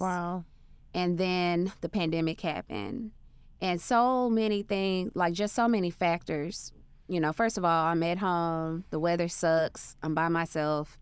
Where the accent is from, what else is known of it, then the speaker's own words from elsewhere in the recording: Arkansas, United States; moved away; So I'm from a very small town. I'm from Arkansas. Grew up on a dirt road